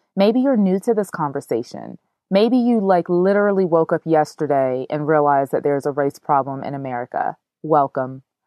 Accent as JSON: {"language": "English", "country": "United States", "said": "I am an African American woman."}